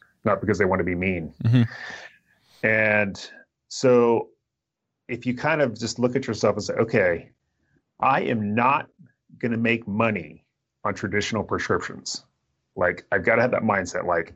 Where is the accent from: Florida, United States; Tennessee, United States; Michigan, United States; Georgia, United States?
Florida, United States; Tampa; moved away as an adult; now in Seattle area, United States; when I grew up in Tampa